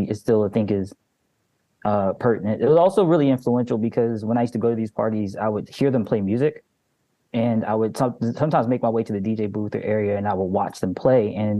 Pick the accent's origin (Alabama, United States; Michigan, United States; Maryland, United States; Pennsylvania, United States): Maryland, United States; Baltimore; I'm from Baltimore, Maryland. I've grown up here my entire life. I grew up listening to Frank Ski and Reggie Reg, the radio DJs of this area.